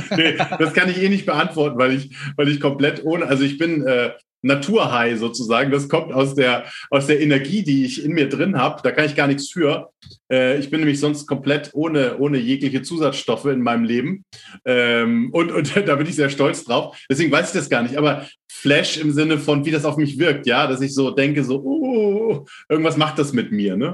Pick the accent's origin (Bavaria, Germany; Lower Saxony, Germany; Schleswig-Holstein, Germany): Schleswig-Holstein, Germany; near Lübeck; Ich komme tatsächlich aus Norddeutschland, also aus der Nähe von Lübeck